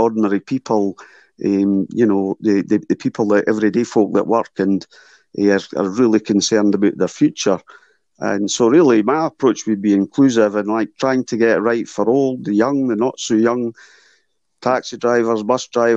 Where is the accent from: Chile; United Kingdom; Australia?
United Kingdom; Edinburgh, Scotland; also born or lived in Duddingston Mills; I'm from Portobello originally